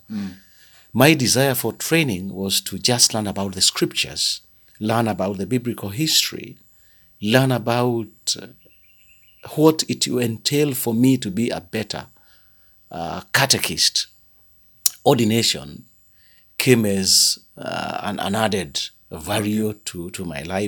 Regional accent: Thika, Kiambu County, Kenya; I come from the Anglican Diocese of Thika in Kenya.

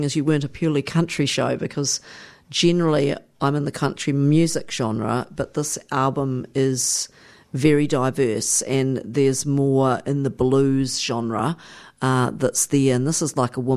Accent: New Zealand; I come from New Zealand

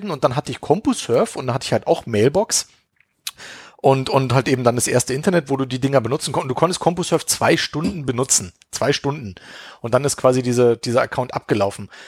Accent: Berlin, Germany; Also ich kann mich auf jeden Fall auch dran erinnern, Phobis, also ich komme ja aus Berlin und da gibt's, da gab's halt Phobis und Escom.

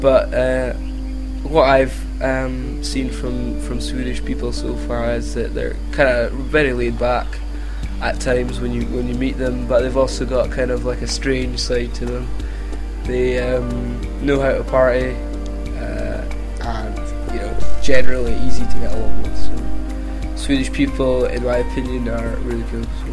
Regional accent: Keith, Scotland, United Kingdom; now in Edinburgh, United Kingdom; I lived in the northeast at a town called Keith where I went to Keith Grammar School

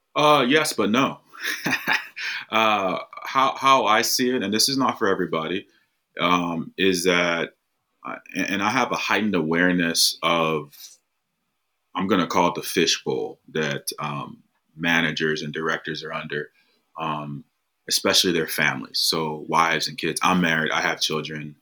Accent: United States; I'm from the United States. Um, I grew up playing American football

